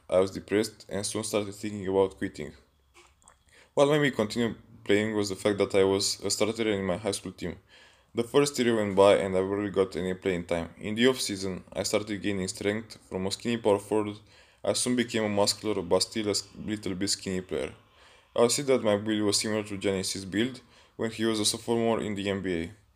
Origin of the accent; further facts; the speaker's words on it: Pitești, Argeș, Romania; I'm from Pitești, România, a small town near Bucharest.